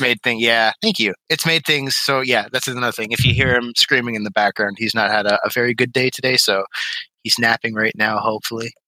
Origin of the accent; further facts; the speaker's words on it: Ontario, Canada; also born or lived in Oxford, Michigan; now in Westland, United States; I'm Canadian, so I originated in, like, tiny town Ontario